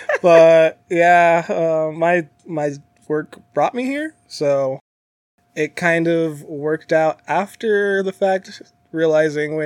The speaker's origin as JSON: {"language": "English", "town": "San Diego", "region": "California", "country": "United States", "tie": "born or raised there", "also_born_or_lived": "Phoenix, Arizona", "moved": "as an adult", "lives_now": "Las Vegas, United States", "said": "Born and raised. So first 23 years of my life were over there"}